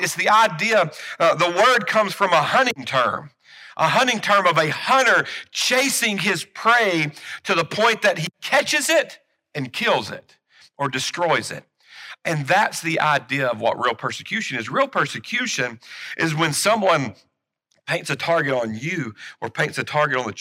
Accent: United States; as American Christians

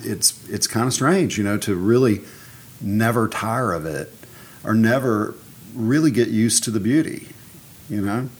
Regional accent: Alabama, United States; moved away as an adult; now in Savannah, United States; I grew up in Alabama.

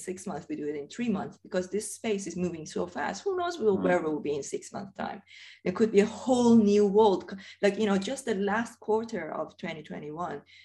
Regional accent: Iran; moved away as an adult; now in United Kingdom; I originally come from Iran. And I remember, you know, I grew up in Iran. I left Iran when I was 23.

